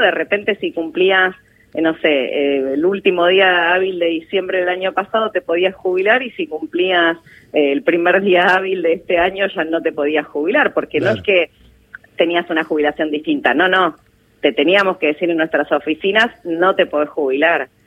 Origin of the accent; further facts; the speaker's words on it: Argentina; nosotros que argentinos y argentinas